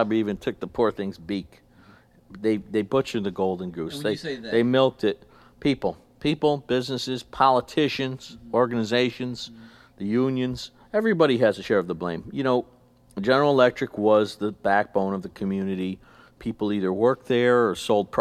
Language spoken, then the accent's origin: English; Rotterdam, New York, United States; I ran for county legislature in my hometown of Rotterdam